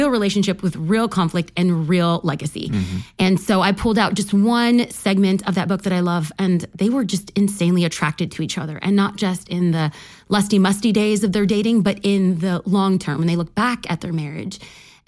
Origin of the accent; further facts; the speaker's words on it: Los Angeles, California, United States; I'm a first-generation American. I was raised in East Los Angeles with my parents